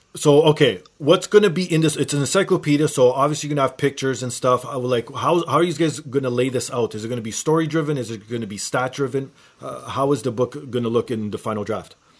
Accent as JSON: {"language": "English", "town": "Toronto", "region": "Ontario", "country": "Canada", "said": "being from Toronto myself"}